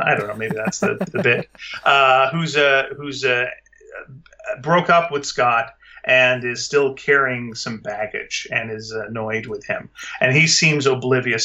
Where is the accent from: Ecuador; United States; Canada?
Canada; as a Canadian